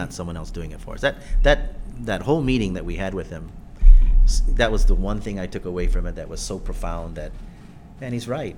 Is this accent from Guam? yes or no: yes; Guam; we're Chamorro, or we practice our Chamorro culture